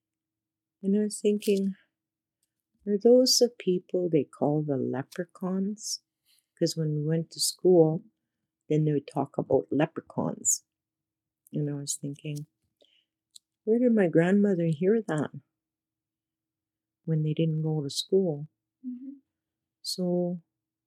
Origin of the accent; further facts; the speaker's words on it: Sucker Creek Reserve, Alberta, Canada; I'm from Sucker Creek, Alberta Reserve